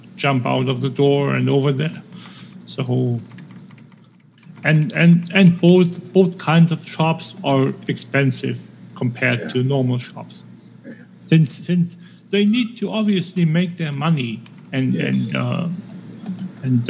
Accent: Schleswig-Holstein, Germany; English is a second language; The only stores that can be open are in my hometown are special permit border shops.

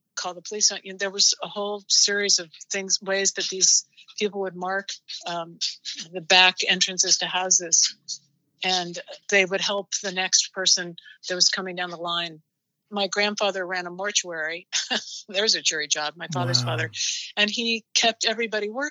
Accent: Portland, Oregon, United States; I grew up in Portland, Oregon

